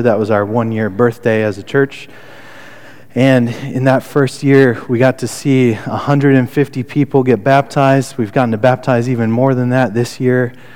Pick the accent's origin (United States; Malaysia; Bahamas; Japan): United States; Connecticut; moved away; also born or lived in Albany, Oregon; I grew up right outside New York City